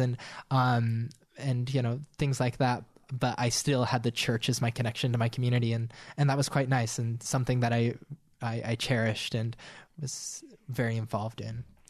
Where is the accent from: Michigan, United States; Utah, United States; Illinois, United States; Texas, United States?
Utah, United States; Monroe; also born or lived in Richfield, Utah; I grew up in Richfield, Utah, and then we moved to Monroe